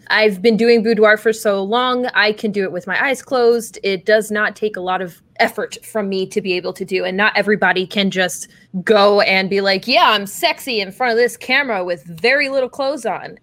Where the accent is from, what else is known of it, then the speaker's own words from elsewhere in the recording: Atlantic City area, New Jersey, United States; now in Austin, United States; I was born in Atlantic City, so I'm from South Jersey, where they say "wooder" instead of "water,"